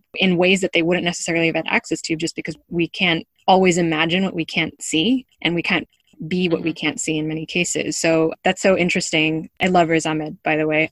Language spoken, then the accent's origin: English; United States; moved away